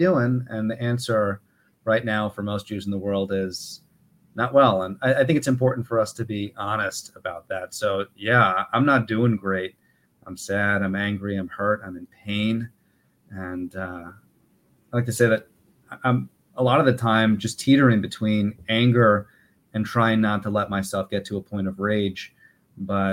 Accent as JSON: {"language": "English", "town": "Yonkers", "region": "New York", "country": "United States", "tie": "born or raised there", "also_born_or_lived": "Riverdale, New York / Wellesley, Massachusetts / Jerusalem", "moved": "as an adult", "lives_now": "East Hampton, United States", "said": "I'm originally from Yonkers, New York, though the Jewish community that I grew up in was in Riverdale Temple"}